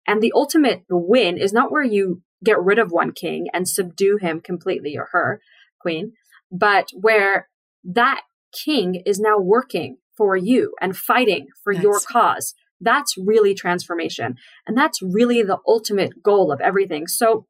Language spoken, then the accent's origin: English; Seattle, Washington, United States; I grew up in Seattle on Shlichus also.